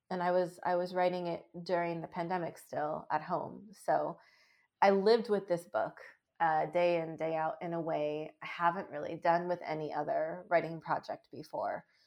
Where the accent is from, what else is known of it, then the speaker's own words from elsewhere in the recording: Seattle, Washington, United States; I was born very prematurely in the Seattle area and adopted from there.